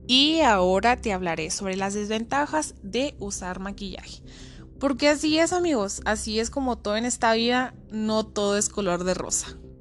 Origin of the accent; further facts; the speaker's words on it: Cuauhtémoc, Chihuahua, Mexico; soy de Coctemoc, Chihuahua